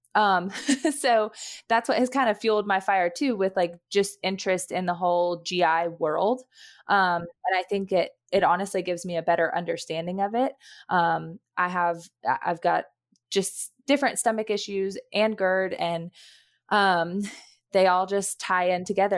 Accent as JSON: {"language": "English", "town": "Knoxville", "region": "Tennessee", "country": "United States", "moved": "as an adult", "lives_now": "North Georgia, United States", "said": "I'm originally from Knoxville, Tennessee, that's where my family lives"}